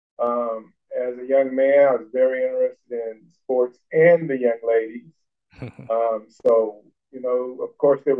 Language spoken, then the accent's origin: English; Richmond, California, United States; Growing up in Richmond, I was 9 years old when we moved to Richmond